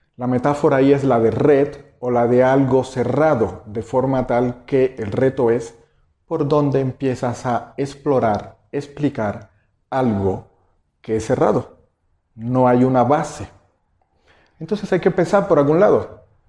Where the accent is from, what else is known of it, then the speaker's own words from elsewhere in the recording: Cuba; moved away as an adult; now in Mexico; El, acento que quizás escuchen es que eh, no nací en México nací en Cuba, llevo 17 años en México, naturalizado, soy mexicano.